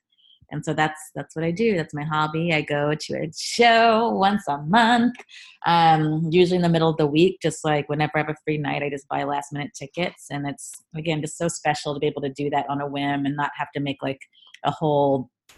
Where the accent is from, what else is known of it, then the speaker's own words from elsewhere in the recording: Richmond, Virginia, United States; now in New York City, United States; I grew up in Richmond, Virginia.